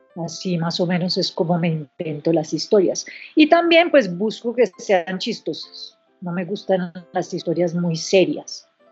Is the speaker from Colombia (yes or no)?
yes; Colombia; born or raised there; also born or lived in United States